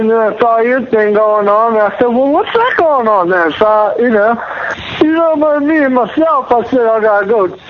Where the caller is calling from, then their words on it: Pennsylvania, United States; I'm calling from Pennsylvania.